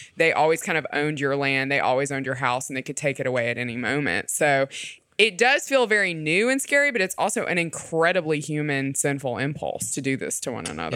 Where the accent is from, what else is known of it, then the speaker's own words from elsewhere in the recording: the South, United States; as a Southerner